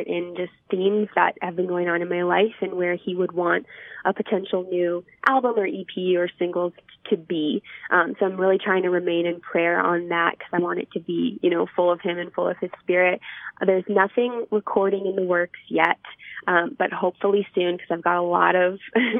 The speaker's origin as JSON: {"language": "English", "region": "Pennsylvania", "country": "United States", "tie": "born or raised there", "also_born_or_lived": "Ohio", "moved": "yes", "lives_now": "Michigan, United States", "said": "I was originally born in Pennsylvania, but my family lives in Ohio, and I just moved to Michigan"}